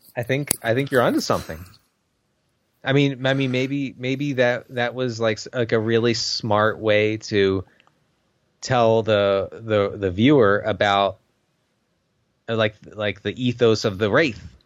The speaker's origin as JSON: {"language": "English", "country": "United States", "tie": "born or raised there", "said": "I went to school in the United States"}